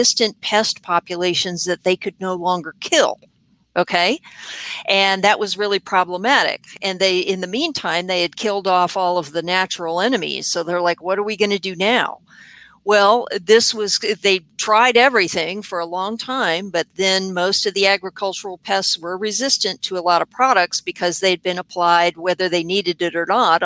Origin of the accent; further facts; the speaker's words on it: San Diego, California, United States; moved away as an adult; also born or lived in Florida; now in Virginia, United States; I'm originally from San Diego, California